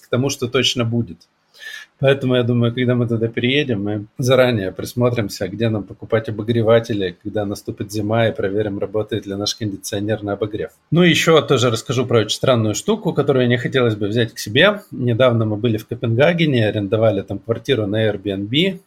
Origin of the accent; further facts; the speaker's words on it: Siberia, Russia; moved away; also born or lived in Krasnoyarsk; Я сибиряк, который привык к такому климату